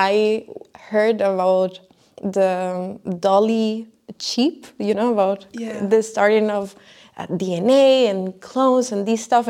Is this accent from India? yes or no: no; Costa Rica; moved away as an adult; I am from Costa Rica